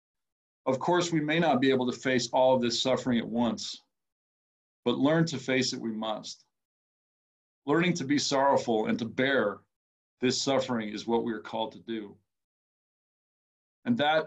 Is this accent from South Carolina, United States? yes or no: no; Minnesota, United States; I am from Minnesota